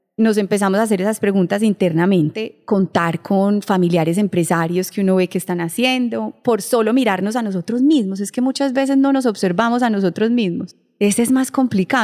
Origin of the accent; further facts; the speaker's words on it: Colombia; Somos colombianos y nos sentimos orgullosos de eso